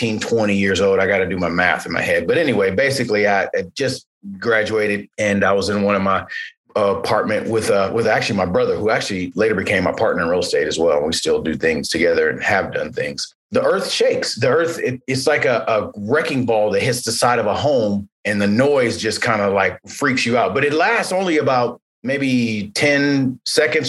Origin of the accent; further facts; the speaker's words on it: Los Angeles, California, United States; born and raised in Los Angeles and was a childhood product of the 80s